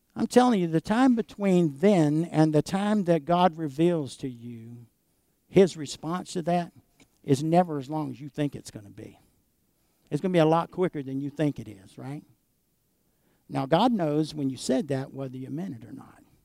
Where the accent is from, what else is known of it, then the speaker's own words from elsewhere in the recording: United States; as American Christians